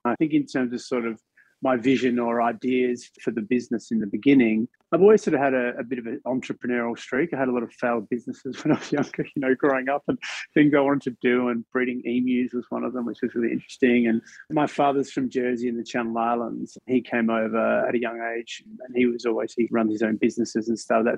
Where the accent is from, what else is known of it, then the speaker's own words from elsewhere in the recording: Australia; as an Australian